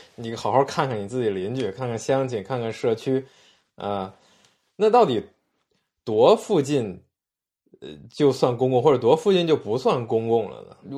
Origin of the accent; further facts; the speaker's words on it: China; 我们来自中国，我们生在这儿